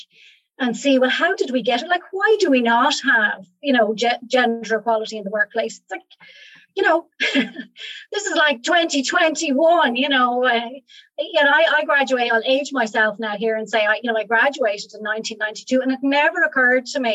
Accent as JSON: {"language": "English", "country": "Ireland", "also_born_or_lived": "Rhode Island, United States / Germany", "moved": "as an adult", "said": "I'm not American and I'm back in Ireland now for the last few years"}